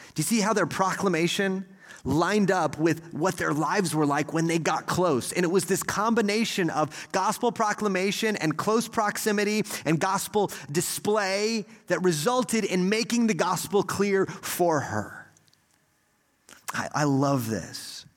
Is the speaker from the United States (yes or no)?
yes; Texas, United States; as an American or maybe especially as a Texan